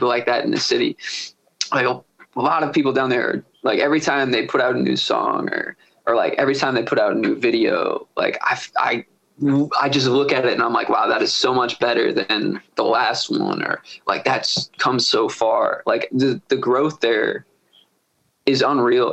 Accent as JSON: {"language": "English", "town": "Severna Park", "region": "Maryland", "country": "United States", "said": "I'm from Smyrna Park. So I'd be out in the burbs, you know, like I'm between Baltimore and Annapolis"}